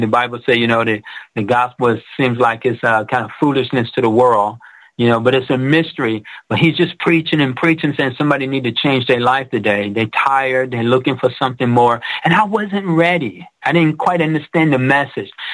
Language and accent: English; Detroit, Michigan, United States; I grew up in Detroit where it was Motown, the Auto City